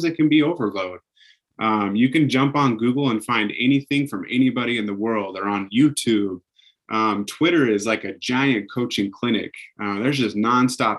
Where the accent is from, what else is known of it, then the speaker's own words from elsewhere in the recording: Pocatello, Idaho, United States; I grew up in Pocatello. I played at Highland High School